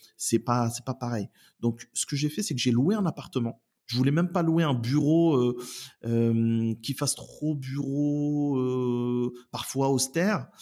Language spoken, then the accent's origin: French; Oissel, Normandy, France; also born or lived in Elbeuf / Saint-Pierre-lès-Elbeuf; j'habite euh, la métropole de Rouen depuis bah, depuis toujours. J'y suis né, je suis né à Elbeuf. j'ai fait mes études, j'ai grandi sur Oissel